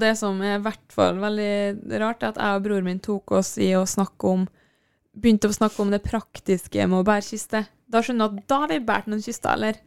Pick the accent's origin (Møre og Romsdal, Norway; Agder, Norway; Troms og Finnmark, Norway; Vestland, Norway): Møre og Romsdal, Norway; Kristiansund; moved away; Jeg var jo hjemme i Kristiansund, der, pappa, eller der mamma og pappa bodde. Og mamma bor